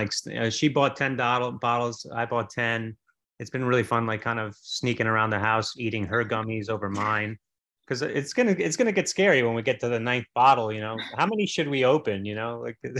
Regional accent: New York City, New York, United States; I've just been that way since I was a kid growing up in Staten Island, New York

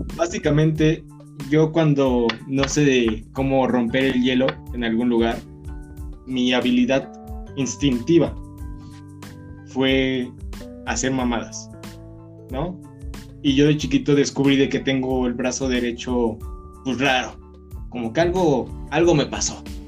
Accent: Mexico; nosotros somos mexicanos, de donde viene el mariachi, los borrachos

